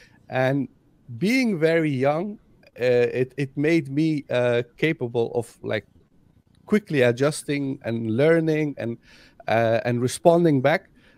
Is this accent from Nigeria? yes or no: no; Afghanistan; Like I am from Afghanistan, and in Afghanistan we have 15 registered languages, not dialects, languages.